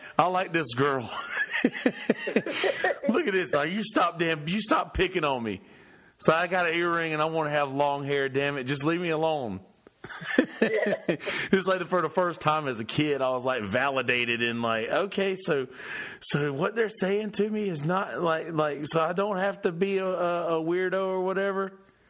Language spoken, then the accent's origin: English; Bennettsville, South Carolina, United States; growing up in Bennettsville, South Carolina, with a lot of like older cousins and uncles